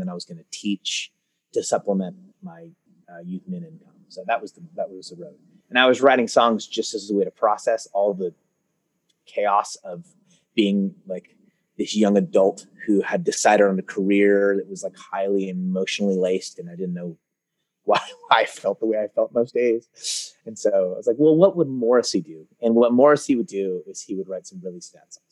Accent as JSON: {"language": "English", "town": "Concord", "region": "California", "country": "United States", "tie": "born or raised there", "also_born_or_lived": "Oakland, California", "lives_now": "Martinez, United States", "said": "I was born in Oakland, California, and then I grew up in a town called Concord, which is just over the hill from Oakland. And now I live in Martinez."}